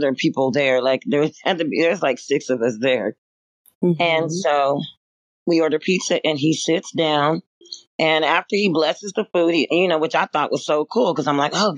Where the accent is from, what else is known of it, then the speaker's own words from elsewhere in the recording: California, United States; California born and bred